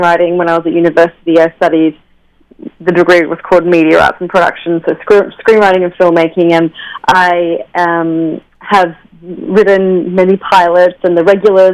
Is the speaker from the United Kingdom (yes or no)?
no; Australia; now in New York City, United States; I'm Australian. I'm from Australia, but I live in New York City now.